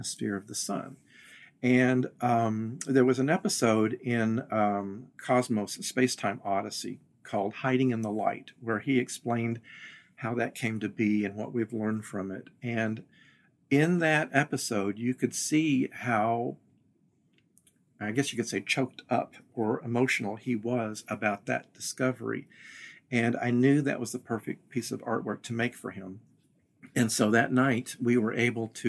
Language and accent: English; Western Kentucky, United States; the small town I grew up in Western Kentucky